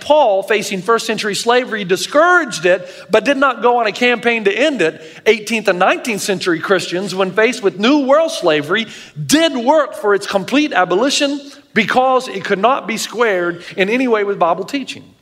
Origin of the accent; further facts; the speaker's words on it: the South, United States; I grew up in the South